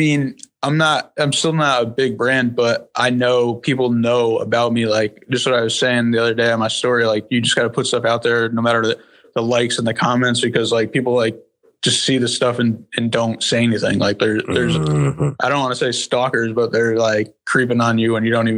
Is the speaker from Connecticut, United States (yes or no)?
yes; West Haven, Connecticut, United States; I grew up in West Haven